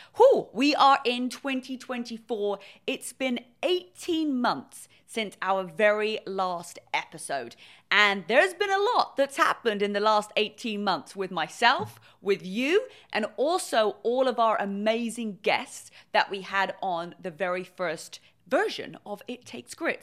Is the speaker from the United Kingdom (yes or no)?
yes; England, United Kingdom; moved away as an adult; now in California, United States; I'm originally from England. I moved to California